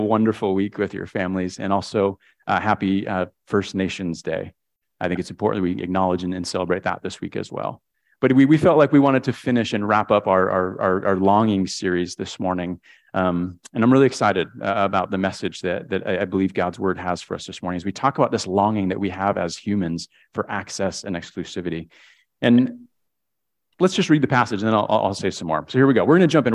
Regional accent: Connecticut, United States; I grew up in Connecticut, uh, one of six kids.

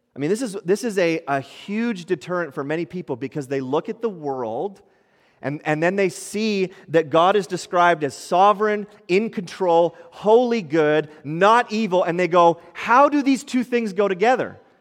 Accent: Ottawa, Ontario, Canada; moved away; I grew up in, in Ottawa. Many of you might know that in Ontario

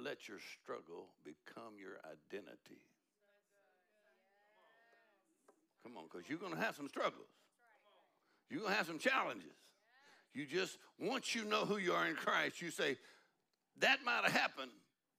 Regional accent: Texas, United States; we're from Texas

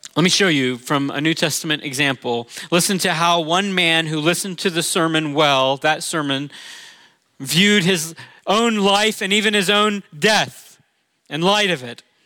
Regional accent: Orlando, Florida, United States; moved away; I'm from Orlando

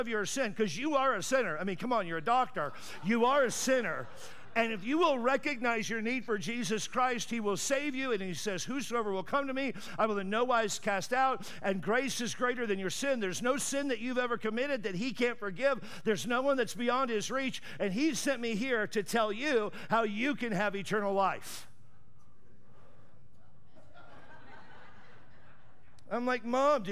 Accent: California, United States; I'm from California, where we have fun and we enjoy life.

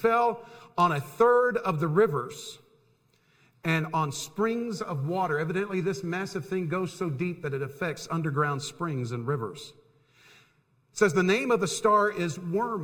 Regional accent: Tampa, Florida, United States; I grew up in Tampa, Florida

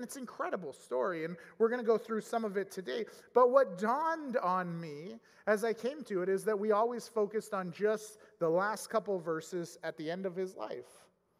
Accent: Edmonton, Alberta, Canada; growing up in Edmonton area in the mid-90s

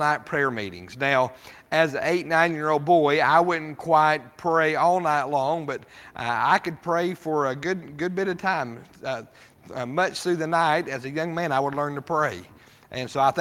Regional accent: Rawlins, Wyoming, United States; Growing up in Wyoming, we lived in Rawlins, Wyoming

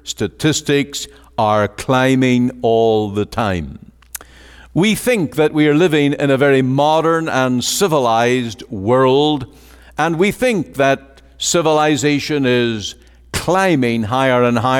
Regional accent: Northern Ireland, United Kingdom; now in Canada; I was closer to murder here in Canada than any time in all the mayhem and the disorder that I grew up in Northern Ireland.

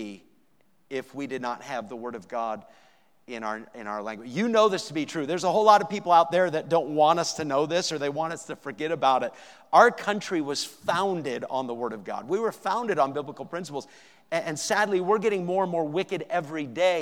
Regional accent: New Hampshire, Maine, New England, United States; I grew up in New England, New Hampshire, Maine

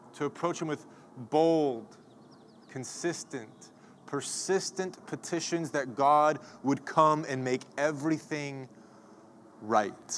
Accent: Oklahoma, United States; now in Los Angeles, United States; growing up in Oklahoma, I, I got to spend some time with my grandpa

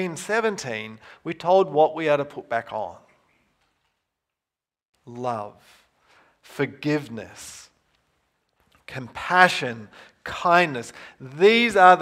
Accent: New Zealand; moved away; I grew up in New Zealand, Western culture.

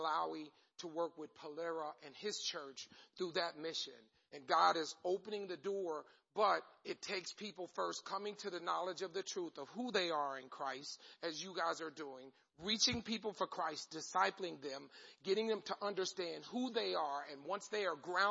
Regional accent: Long Island, New York, United States; now in Independence, United States; I grew up on Long Island. I'm a Long Island kid

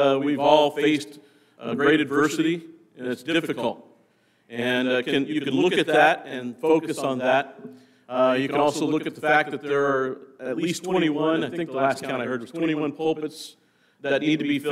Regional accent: Nebraska, United States; moved away; I came from Nebraska

